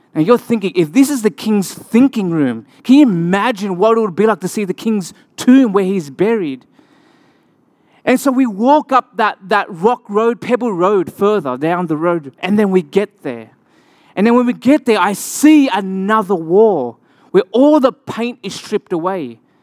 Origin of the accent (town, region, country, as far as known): Australia; accent: Australian; moved away